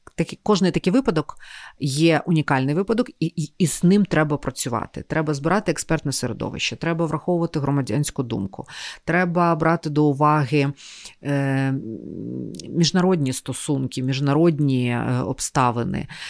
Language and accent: Ukrainian; Kyiv, Ukraine; ми ж кияни